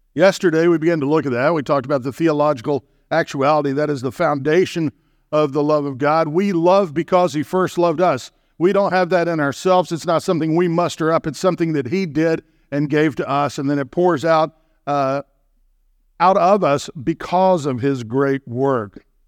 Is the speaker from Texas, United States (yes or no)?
yes; Texas, United States; I grew up in the South